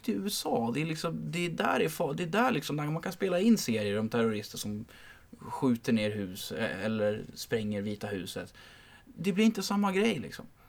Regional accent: Märsta, Stockholm County, Sweden; Jag bodde ju hemma i Märsta då. Eh, hos mina föräldrar

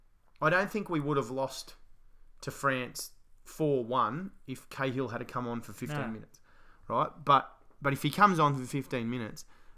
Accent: Australia; as an Australian

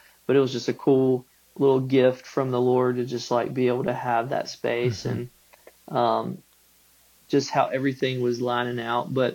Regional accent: Macon, Georgia, United States; moved away as an adult; also born or lived in Gray, Georgia; now in Tifton, United States; I grew up in Macon, mm-hmm, Gray in that, mm-hmm, area

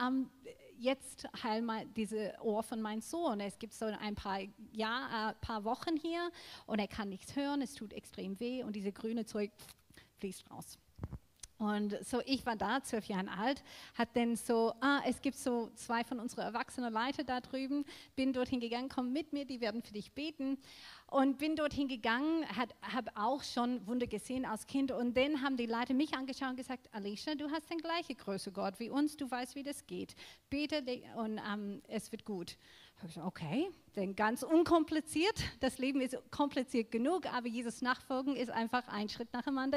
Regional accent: Australia; German is a second language; now in Germany; ich bin in Australien aufgewachsen

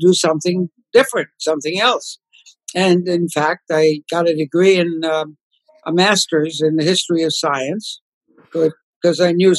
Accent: Ukraine; moved away; I was born and raised in Poland, which is now part of the Ukraine, the part of Poland, far eastern part, which is now part of the Ukraine.

